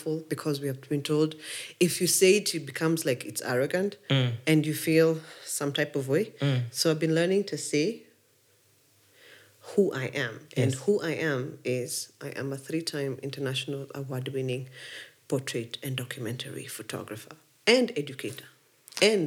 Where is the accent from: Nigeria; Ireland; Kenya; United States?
Kenya; Nairobi; first language English; also born or lived in Kikuyu; I was born in Buruburu, phase two, two wonderful human beings, strict as hell